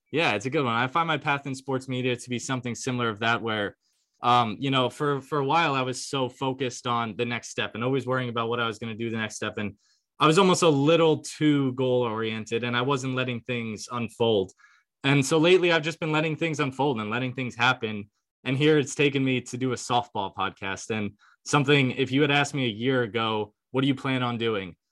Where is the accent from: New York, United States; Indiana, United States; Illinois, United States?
New York, United States; I grew up in New York